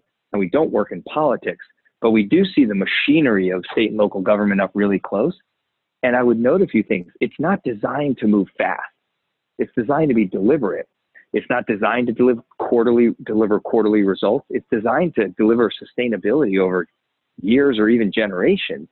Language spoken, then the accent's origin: English; Maryland, United States; moved away as an adult; I grew up in Maryland